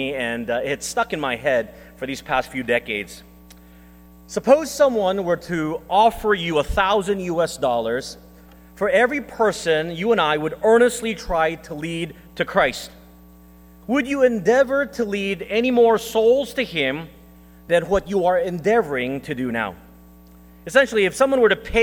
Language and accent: English; Texas, United States; moved away; also born or lived in Philippines; I was born in the Philippines, but I grew up in Texas